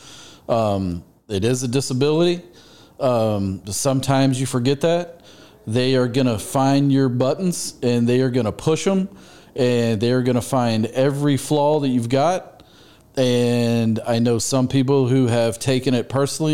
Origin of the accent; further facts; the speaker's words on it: Frisco, Texas, United States; I was born and raised in Frisco, Texas